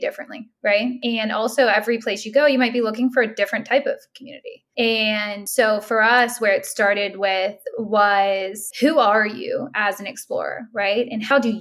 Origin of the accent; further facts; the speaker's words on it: Pittsburgh, Pennsylvania, United States; moved away; also born or lived in New York; I'm from Pittsburgh in a small town